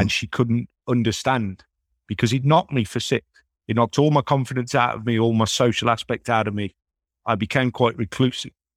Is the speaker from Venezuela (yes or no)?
no; United Kingdom; moved away; my hometown back in the U K